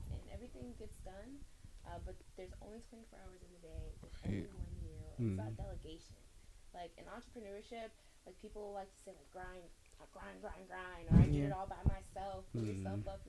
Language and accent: English; Cleveland, Ohio, United States; now in Nashville, United States; I'm originally from Cleveland, Ohio.